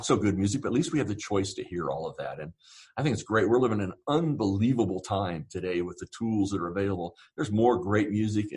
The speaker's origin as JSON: {"language": "English", "region": "Southern Ohio", "country": "United States", "tie": "born or raised there", "said": "I grew up actually in Southern Ohio"}